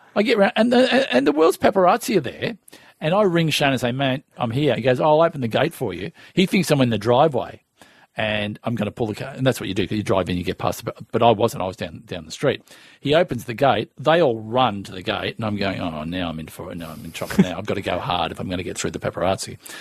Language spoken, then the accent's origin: English; Melbourne, Victoria, Australia; I'm from Strathmore, which is just on the way uh, near Essendon Airport